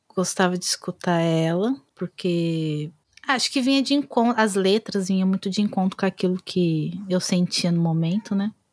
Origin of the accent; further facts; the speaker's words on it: Brazil; eu sou brasileira